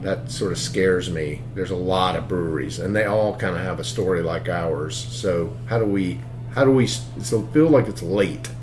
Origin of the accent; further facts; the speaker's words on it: Greenville, South Carolina, United States; I grew up in Greenville, South Carolina, up in the upstate.